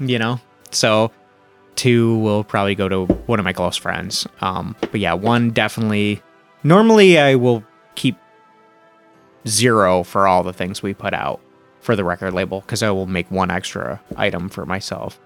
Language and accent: English; Flint, Michigan, United States; moved away as an adult; also born or lived in Toronto, Canada; now in Rochester, United States; growing up where I grew up in Flint, Michigan